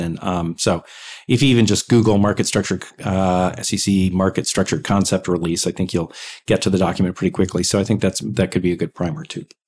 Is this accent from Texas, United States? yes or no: yes; Texas, United States; I'm from Texas